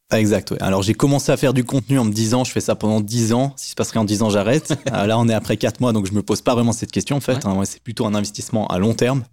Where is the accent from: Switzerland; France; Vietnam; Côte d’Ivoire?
Switzerland; on voit bien que je suis suisse